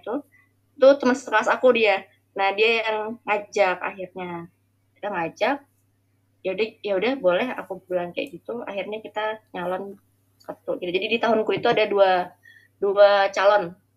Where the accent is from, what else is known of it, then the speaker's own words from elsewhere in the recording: Balikpapan, East Kalimantan, Indonesia; moved away as an adult; also born or lived in Jember; now in Balikpapan, Indonesia; aku mau SD itu pindah ke Balikpapan akhirnya sampai SMA di Balikpapan